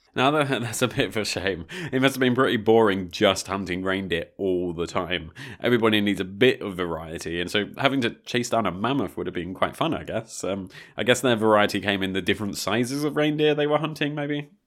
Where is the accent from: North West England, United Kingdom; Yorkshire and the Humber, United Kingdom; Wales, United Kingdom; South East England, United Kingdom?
South East England, United Kingdom; Brighton; I'm from the south coast of the U K. I'm from Brighton